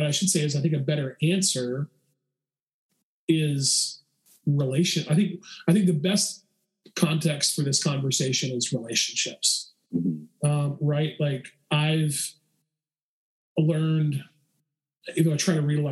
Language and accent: English; the South, United States; growing up in the South